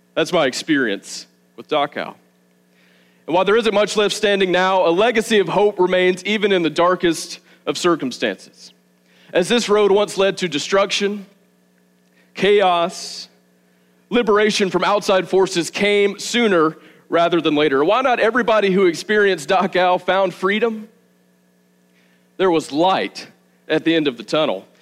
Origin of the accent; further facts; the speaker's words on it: the South, United States; moved away as an adult; also born or lived in Arizona; now in Milledgeville, United States; I grew up in the South. Just well, I guess me and my wife Savannah both grew up in the South. I grew up a few hours from here